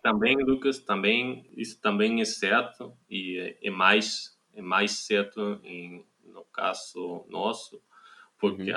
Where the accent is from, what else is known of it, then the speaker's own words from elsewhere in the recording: Germany; Portuguese is a second language; also born or lived in Munich; sou alemão, moro na cidade de Munique